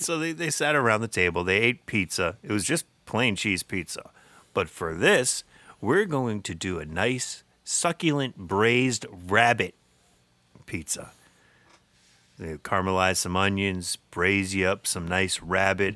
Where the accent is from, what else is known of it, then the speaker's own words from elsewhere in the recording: United States; we grew up in Middlesex County